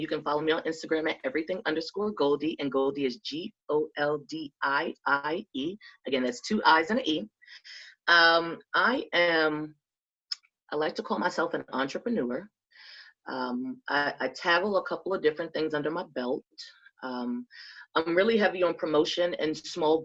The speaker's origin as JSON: {"language": "English", "town": "New York City", "region": "New York", "country": "United States", "moved": "yes", "lives_now": "North Carolina, United States", "said": "I came to North Carolina from New York. I'm from Jamaica, Queens"}